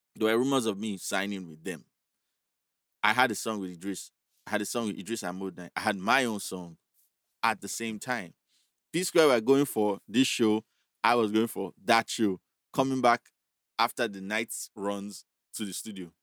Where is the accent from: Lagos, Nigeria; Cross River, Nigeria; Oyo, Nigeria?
Lagos, Nigeria; Agege; I was this guy from Agege.